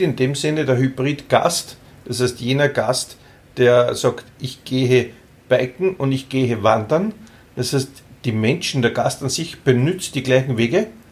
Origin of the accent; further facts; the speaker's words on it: Austria; bei uns in Österreich